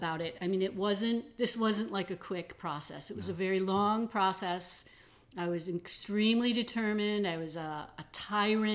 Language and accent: English; Detroit, Michigan, United States; I grew up mostly in Detroit